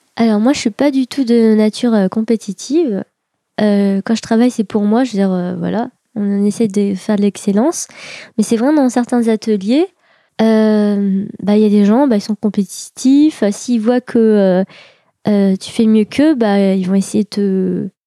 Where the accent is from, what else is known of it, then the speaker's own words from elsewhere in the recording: Pontault-Combault, Île-de-France, France; moi, j'ai grandi à Potokombo. Euh, c'est dans le 77 en Seine-et-Marne.